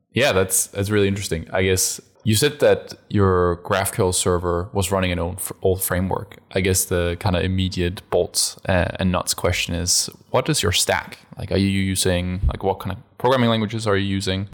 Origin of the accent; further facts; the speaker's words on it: Denmark; I'm originally from Denmark. I was born in Denmark, and so Lego is obviously dear to my, my heart. I grew up with all the Lego you can imagine